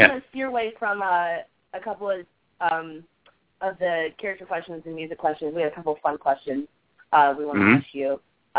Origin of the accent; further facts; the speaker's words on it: Georgia, United States; I'm from Georgia. I actually live in Covington